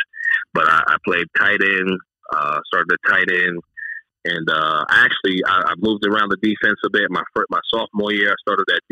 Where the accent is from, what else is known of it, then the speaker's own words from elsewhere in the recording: Key West, Florida, United States; I grew up in Key West